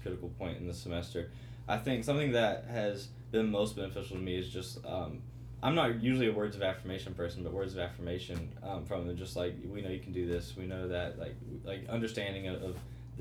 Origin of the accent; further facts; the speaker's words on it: Greeneville, Tennessee, United States; I am from Greenville, Tennessee